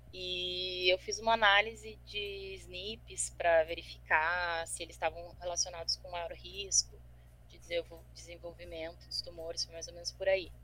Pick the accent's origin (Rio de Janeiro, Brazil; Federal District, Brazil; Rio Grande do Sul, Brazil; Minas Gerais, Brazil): Rio Grande do Sul, Brazil; Porto Alegre; eu sou aqui de Porto Alegre